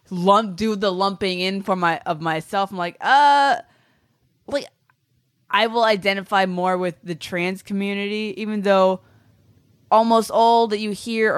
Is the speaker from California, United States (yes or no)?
yes; Bay Area, California, United States; I grew up in the Bay Area.